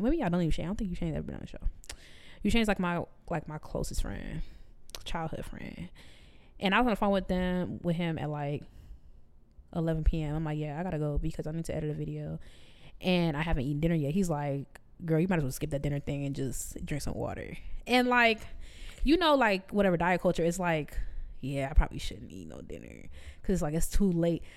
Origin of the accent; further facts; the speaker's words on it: Chicago, Illinois, United States; now in Memphis, United States; I'm from Chicago